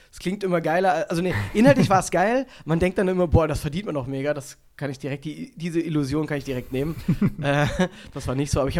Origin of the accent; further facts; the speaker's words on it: Germany; weil da merkst du auch, wie oberflächlich wir grundsätzlich äh, als Deutsche sind